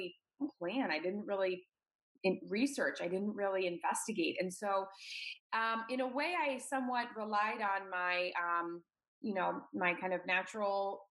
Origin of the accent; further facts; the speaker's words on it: Washington, District of Columbia, United States; moved away as an adult; also born or lived in New York; move away from my hometown in DC, in the Washington, DC area.